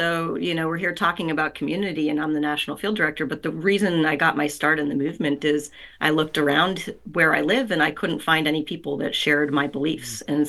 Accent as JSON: {"language": "English", "town": "Amherst", "region": "Massachusetts", "country": "United States", "tie": "born or raised there", "said": "I grew up in Amherst, Massachusetts."}